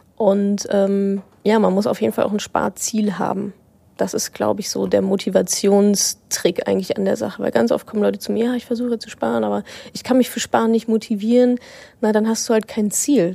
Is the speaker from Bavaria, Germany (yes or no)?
no; Dortmund, North Rhine-Westphalia, Germany; moved away; also born or lived in Hamburg; Ich war in meiner Heimat im wunderschönen Dortmund